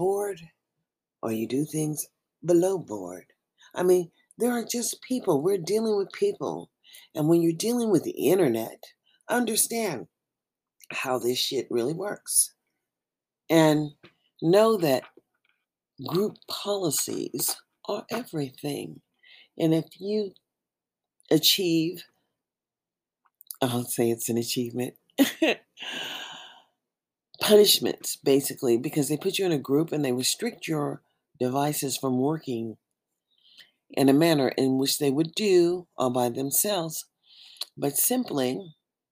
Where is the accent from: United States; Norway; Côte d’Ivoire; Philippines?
United States; that is where we live, in America